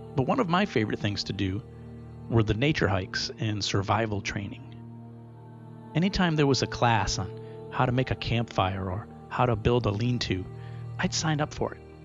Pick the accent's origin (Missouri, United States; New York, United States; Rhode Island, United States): Rhode Island, United States; Pawtucket; I grew up in Pawtucket, Rhode Island, which is just a few minutes away from Rehoboth, Massachusetts.